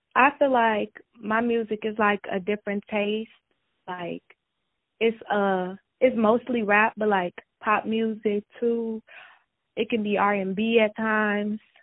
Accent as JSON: {"language": "English", "town": "Chicago", "region": "Illinois", "country": "United States", "said": "I'm from Chicago"}